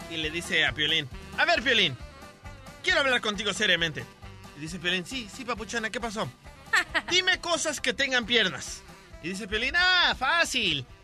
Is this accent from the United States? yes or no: yes; Ventura, California, United States; born there; aquí en Ventura, California.